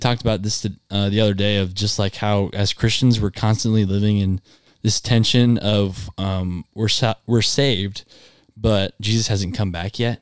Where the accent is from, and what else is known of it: Ankeny, Iowa, United States; born or raised there; also born or lived in Cedar Falls, Iowa